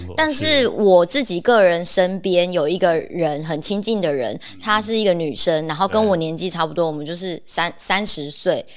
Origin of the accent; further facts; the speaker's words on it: Taiwan; 像我家乡就是在台湾嘛